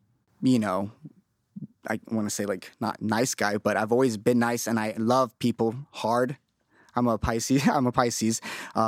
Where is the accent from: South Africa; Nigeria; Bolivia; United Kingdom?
Bolivia; moved away; I was born there.